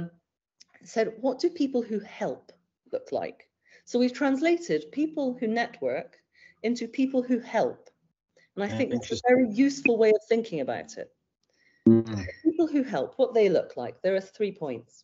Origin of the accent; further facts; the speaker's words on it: United Kingdom; We're terribly British